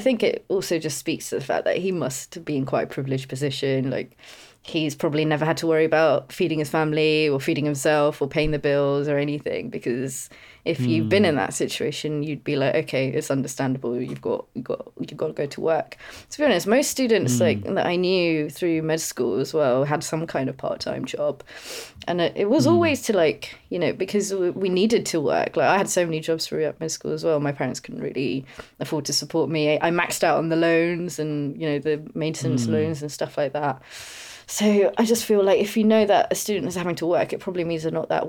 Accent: India; often I got mistaken for like being European, Greek, Italian, odd things before. And I'm like, no, I'm Indian.

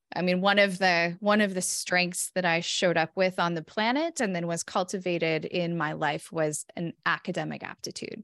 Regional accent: California, United States; moved away as an adult; now in Minnesota, United States; born and raised in California

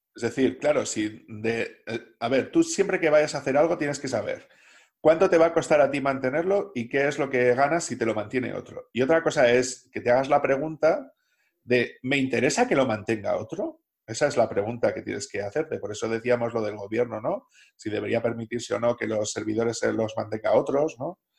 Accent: Salamanca, Castile and León, Spain; moved away; also born or lived in Basque Country; yo soy de Salamanca, pero como he pasado mucho tiempo en País Vasco

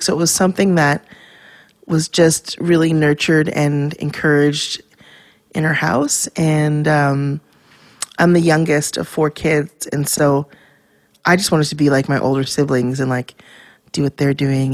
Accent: Vancouver, British Columbia, Canada; I was born and raised in Vancouver, Canada, in East Van.

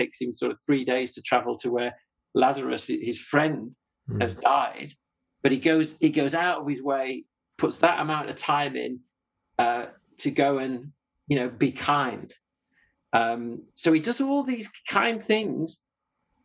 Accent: Yorkshire and the Humber, United Kingdom; I'm a Yorkshireman.

